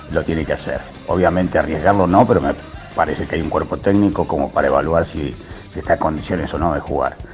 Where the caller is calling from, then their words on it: Castelar, Buenos Aires Province, Argentina; Buenas noches muchachos de la noche de Racing … de Castelar.